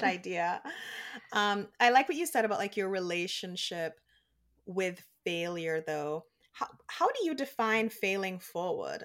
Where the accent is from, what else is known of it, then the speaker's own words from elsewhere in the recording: Jamaica; now in United States; when I was growing up in Jamaica, all of my aunts and uncles and cousins and, like, grandparents when they were alive, they're all still in Jamaica